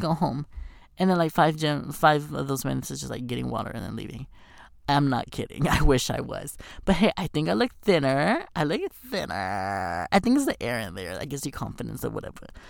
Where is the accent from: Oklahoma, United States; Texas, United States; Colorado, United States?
Texas, United States; moved away as an adult; now in Los Angeles, United States; I'm from Texas